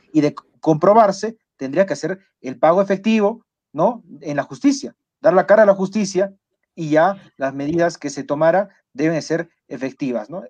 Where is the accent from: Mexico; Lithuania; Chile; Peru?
Peru; nuestro país